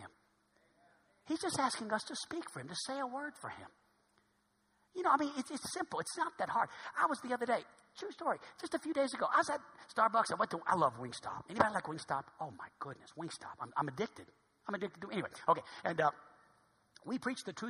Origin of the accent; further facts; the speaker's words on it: New Orleans, Louisiana, United States; now in Hot Springs, United States; I'm from New Orleans.